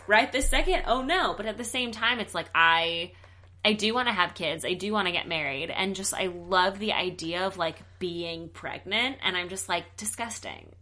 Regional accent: the South, United States; now in Los Angeles, United States; I'm from the South

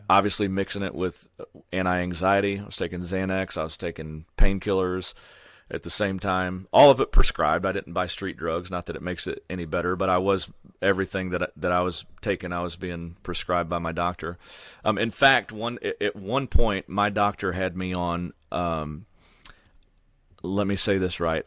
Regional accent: Sullivan, Missouri, United States; which is my hometown, Sullivan, Missouri

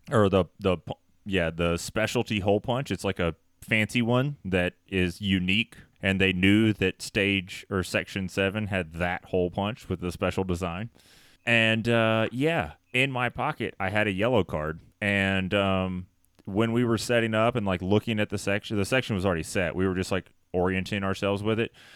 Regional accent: Tennessee, United States; I'm from Tennessee.

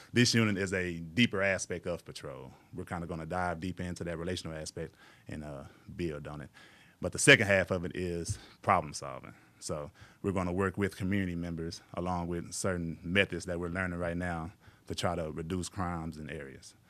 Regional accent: Mexia, Texas, United States; moved away as an adult; also born or lived in San Marcos, Texas; now in Waco, United States; I grew up in, uh, Mejia, Texas, M E X I A. It's about forty miles east of Waco.

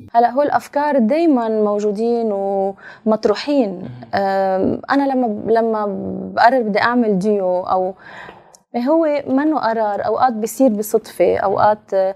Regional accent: Lebanon; نحن كلبنانيه اكيد عشنا شيء مش حلو ابدا يعني ببلدنا

